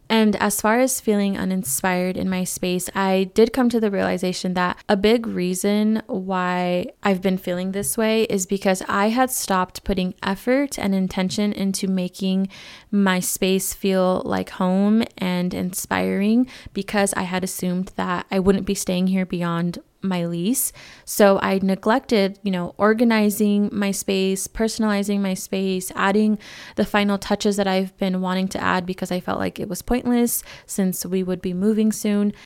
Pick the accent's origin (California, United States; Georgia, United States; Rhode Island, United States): California, United States; now in Arizona, United States; California, where I'm originally from. Not to my hometown, but another city in California.